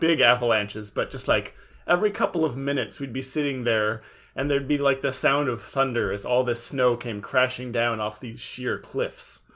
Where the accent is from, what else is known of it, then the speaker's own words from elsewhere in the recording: California, United States; I'm from California too